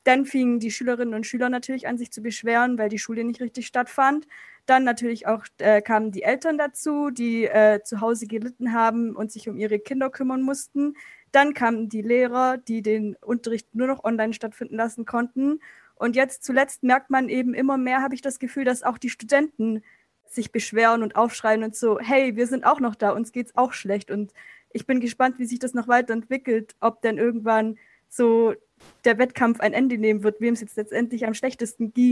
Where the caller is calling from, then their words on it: Stuttgart, Baden-Württemberg, Germany; Äh, ich komme aus Stuttgart.